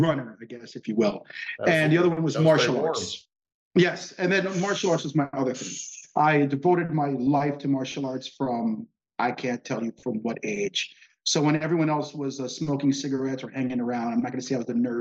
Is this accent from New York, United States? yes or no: yes; New York City, New York, United States; also born or lived in Bensonhurst, Brooklyn, New York; I was raised in Forest Hills, Queens